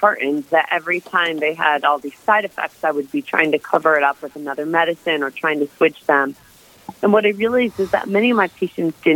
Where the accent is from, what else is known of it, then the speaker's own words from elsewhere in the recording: Michigan, United States; I am originally from Michigan